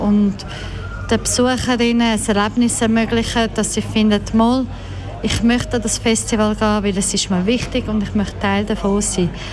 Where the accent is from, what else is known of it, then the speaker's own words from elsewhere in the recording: Croatia; moved away; Ich komme aus Kroatien, meine Eltern aus Bosnien-Herzegowina